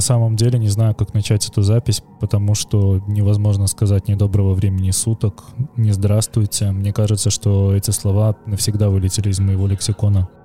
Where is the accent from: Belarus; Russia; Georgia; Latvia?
Belarus; now in Vilnius, Lithuania; я при этом белорус